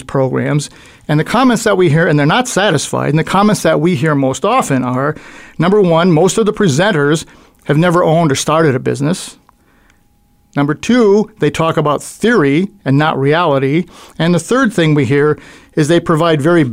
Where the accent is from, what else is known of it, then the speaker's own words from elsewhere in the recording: New York, United States; I'm an Italian. I grew up in New York